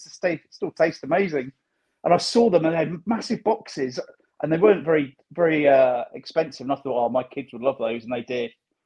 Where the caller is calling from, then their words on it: Guernsey; So I'm in Guernsey, sunny Guernsey, and I'm really good, thanks.